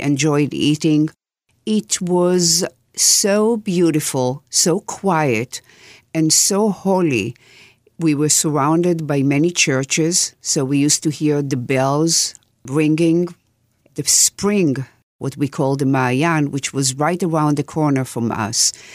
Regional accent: Jerusalem, Jerusalem District, Israel; The village I grew in is south of Jerusalem, and it's called En Karim.

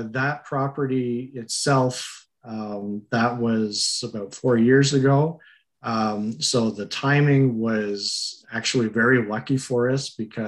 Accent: Montreal, Quebec, Canada; moved away as an adult; now in Cornwall, Canada; originally I am from Montreal, and I've been living out near Cornwall for about the last 12 years

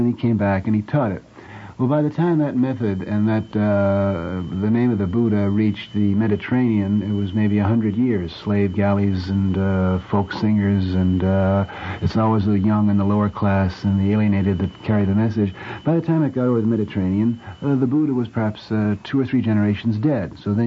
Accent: United States; I'm simply an American of Irish descent

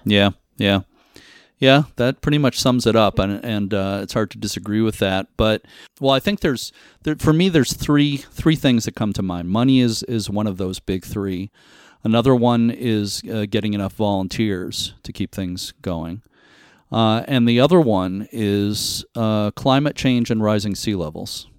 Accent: Lynn, Massachusetts, United States; I grew up near Boston in Lynn, Massachusetts, on the north shore of Boston

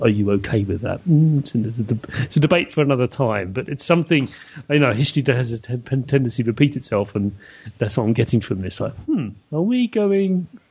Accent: London, United Kingdom; moved away; born and bred in London

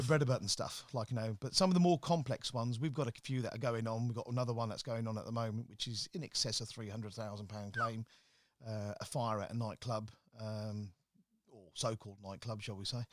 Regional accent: Slough, South East England, United Kingdom; moved away as an adult; also born or lived in London; now in Birmingham, United Kingdom; Growing up in Slough wasn't, uh, the easiest of things

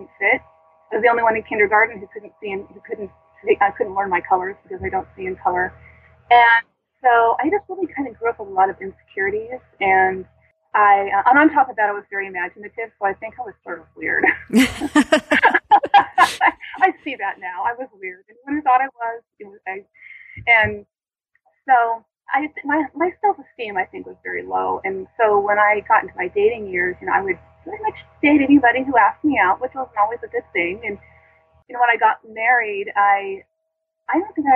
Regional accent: the Bay Area, California, United States; I grew up in the Bay Area, mostly in the Bay Area

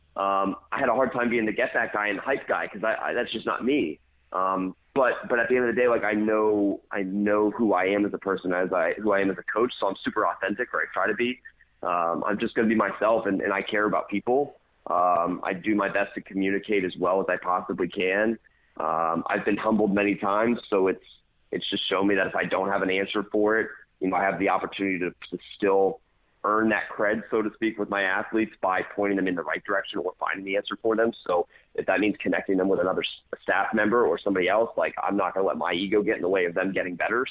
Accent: DeLand, Florida, United States; was in the Deland area. That's my hometown

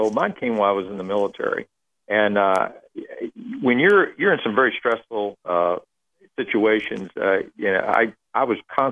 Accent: Texas, United States; moved away as an adult; I grew up in Texas

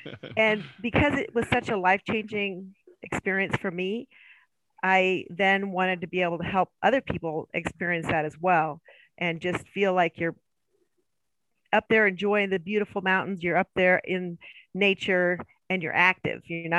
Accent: Illinois, United States; also born or lived in California; now in Boise, United States; I grew up in Illinois. There's no skiing in Illinois. It's flat.

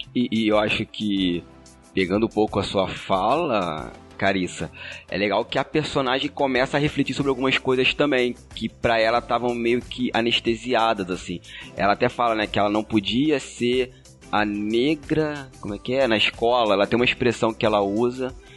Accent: Magé, Rio de Janeiro, Brazil; Eu sou da Baixada Fluminense, cidade de Magé.

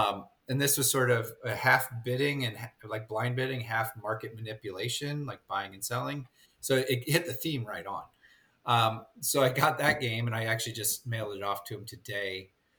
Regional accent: Ireland; I'm Irish, so of course I loved the theme.

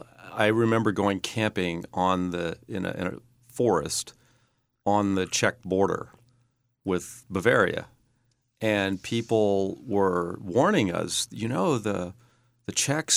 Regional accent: Eugene, Oregon, United States; born there; I was born in Eugene, Oregon.

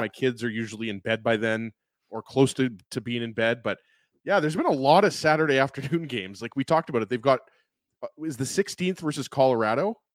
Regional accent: Winnipeg, Manitoba, Canada; I went to Kelvin High School

